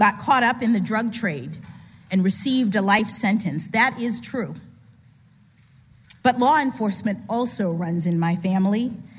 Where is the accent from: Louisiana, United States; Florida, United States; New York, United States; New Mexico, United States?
Florida, United States; Miami; my hometown of Miami, Florida.